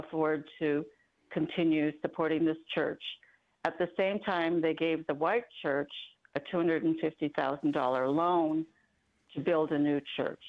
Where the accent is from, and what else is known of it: Juneau, Alaska, United States; born or raised there